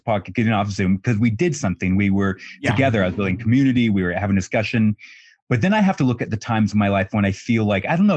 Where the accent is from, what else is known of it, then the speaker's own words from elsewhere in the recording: Colorado, United States; moved away as an adult; now in New York City, United States; I'm back in my hometown in Colorado.